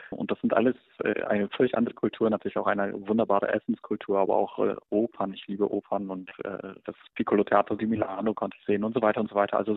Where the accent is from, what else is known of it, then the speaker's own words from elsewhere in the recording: Germany; also born or lived in Poland; fragt mich eine Tante oder ein Onkel nach ein paar Jahren des Aufwachsens in Deutschland, ich mich denn als Pole oder als Deutscher fühle.